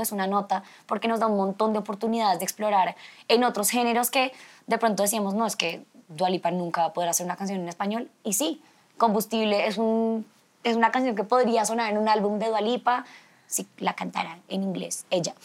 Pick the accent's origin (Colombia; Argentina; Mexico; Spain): Colombia; somos una belleza latina real